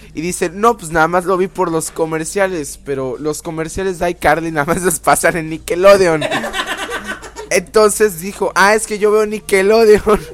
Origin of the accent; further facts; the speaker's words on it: Veracruz, Mexico; aquí en Veracruz